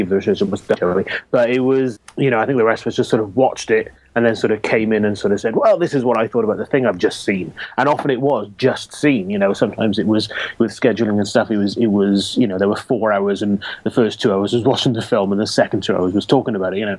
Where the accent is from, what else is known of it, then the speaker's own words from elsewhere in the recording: Wales, United Kingdom; I'm Welsh